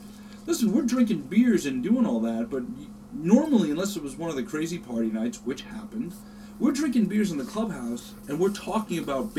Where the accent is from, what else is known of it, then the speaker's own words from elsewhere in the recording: Long Island, New York, United States; I grew up on the Long Island side.